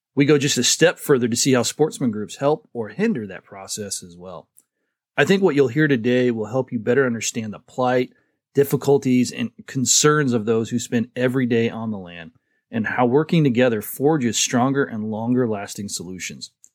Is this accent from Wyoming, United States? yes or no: no; Montana, United States; I'm from Montana